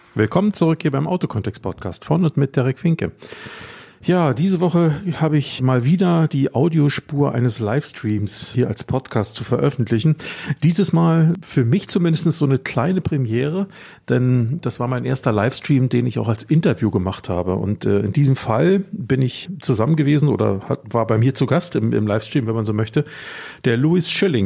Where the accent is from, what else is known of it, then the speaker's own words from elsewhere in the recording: Germany; ich bin halt Deutscher